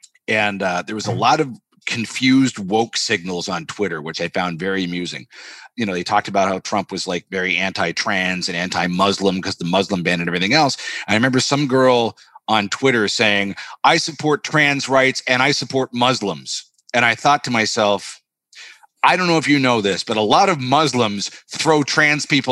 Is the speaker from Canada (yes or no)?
yes; Canada; moved away as an adult; now in Los Angeles, United States; I'm Canadian